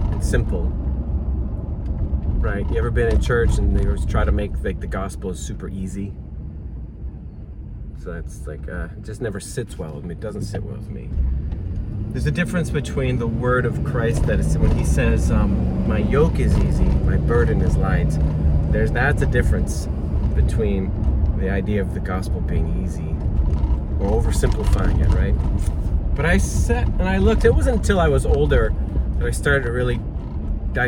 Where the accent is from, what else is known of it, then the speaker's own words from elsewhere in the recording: Maine, United States; moved away; where I'm from, we had them all the time. I'm from Maine originally